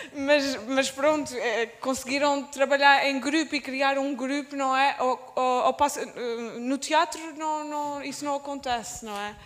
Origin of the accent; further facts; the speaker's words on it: Azores, Portugal; accent: Azorean; o sítio onde eu cresci